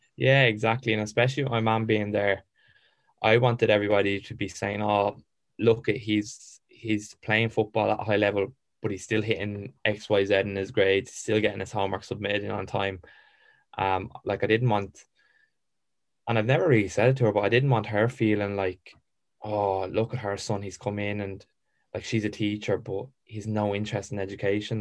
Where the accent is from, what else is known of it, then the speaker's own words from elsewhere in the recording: Ireland; also born or lived in England; I loved being Irish